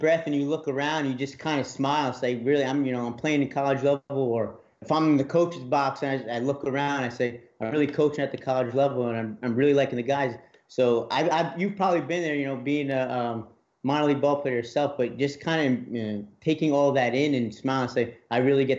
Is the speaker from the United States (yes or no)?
yes; New Jersey, United States; moved away as an adult; now in Mississippi, United States; I'm from New Jersey, so moving down here in Mississippi was a big leap, leaving home